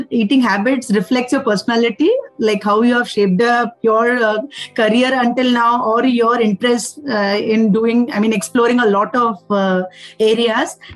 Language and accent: English; Hubli, Karnataka, India; I'm from Hubli or I did my engineering from Hospet